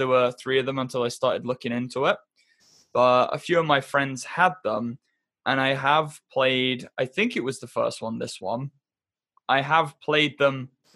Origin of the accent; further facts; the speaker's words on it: England, United Kingdom; I was raised in England